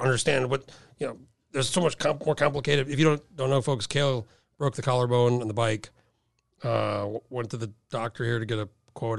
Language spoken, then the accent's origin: English; Albuquerque, New Mexico, United States; moved away; where I grew up in Albuquerque, it's desert